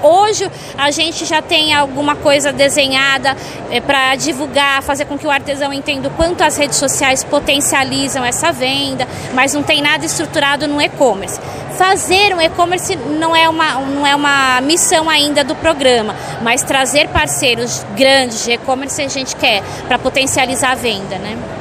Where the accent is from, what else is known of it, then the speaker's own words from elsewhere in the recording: São Paulo, Brazil; Eu sou paulistano.